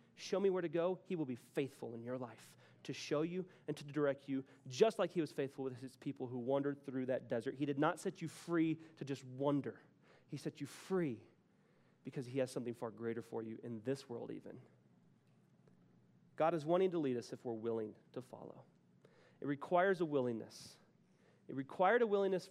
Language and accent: English; Texas, United States; moved away as an adult; now in Denver, United States; I'm from Texas, but I moved here.